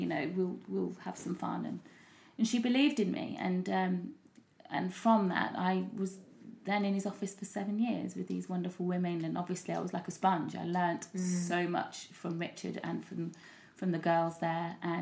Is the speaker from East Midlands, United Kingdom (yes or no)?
yes; Leicester, East Midlands, United Kingdom; moved away as an adult; also born or lived in London; I did lots of things in my hometown, Leicester